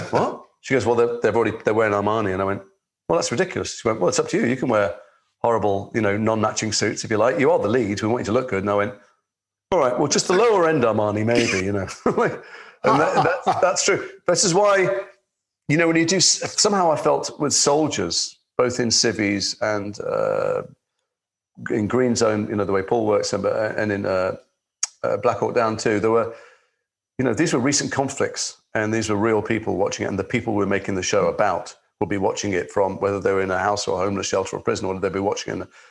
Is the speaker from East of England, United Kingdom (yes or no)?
no; Liverpool, North West England, United Kingdom; I'm from Liverpool. I was a kid. I was a teenager. I went to school with your co-star